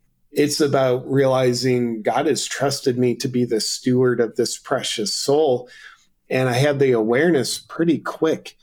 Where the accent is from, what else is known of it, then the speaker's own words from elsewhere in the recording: United States; as an American